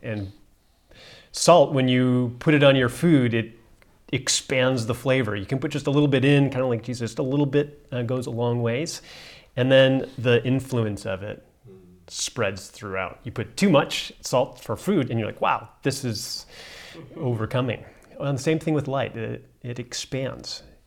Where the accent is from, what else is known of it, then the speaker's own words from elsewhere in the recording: United States; now in South Africa; as an American